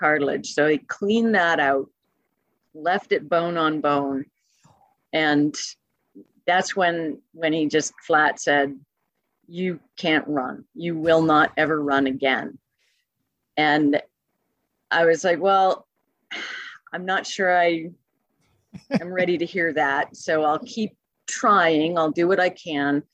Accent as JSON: {"language": "English", "town": "Calgary", "region": "Alberta", "country": "Canada", "moved": "yes", "lives_now": "California, United States", "said": "I'm originally from Calgary, Alberta."}